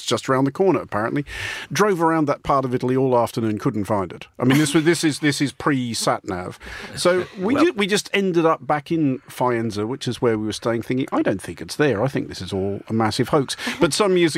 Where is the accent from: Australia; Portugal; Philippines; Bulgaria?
Australia; moved away; my people